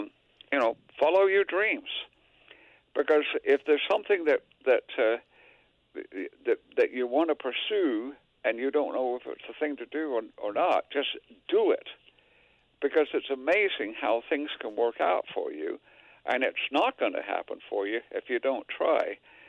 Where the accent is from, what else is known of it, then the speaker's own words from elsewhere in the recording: England, United Kingdom; now in United States; I came from England, for heaven's sake.